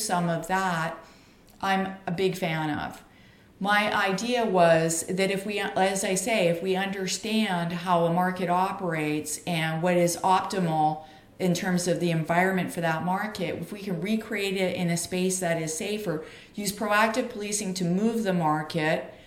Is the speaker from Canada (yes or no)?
yes; Canada; I'm a Canadian